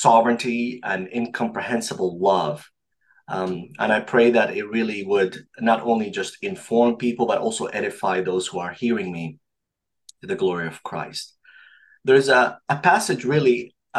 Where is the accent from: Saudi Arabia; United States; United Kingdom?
Saudi Arabia; now in Montreal, Canada; I was born and raised in Saudi Arabia to an Egyptian father and a Saudi mother.